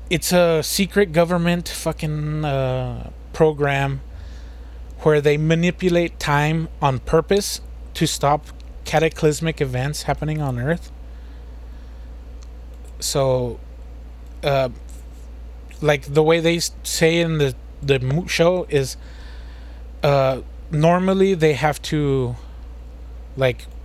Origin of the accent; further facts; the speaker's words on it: United States; We're American. We don't we don't speak that bullshit.